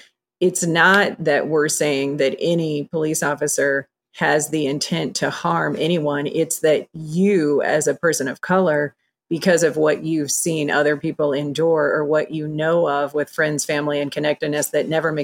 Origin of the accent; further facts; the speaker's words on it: Iowa, United States; I mean, I grew up in Iowa and everybody's white and that's where I live.